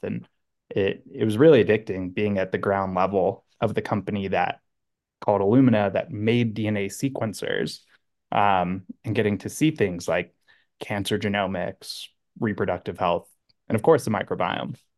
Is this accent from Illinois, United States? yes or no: no; Southern California, United States; born and raised in Southern California